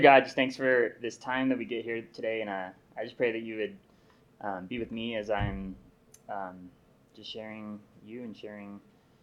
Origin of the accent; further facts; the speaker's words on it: Ventura, California, United States; I grew up in Ventura, California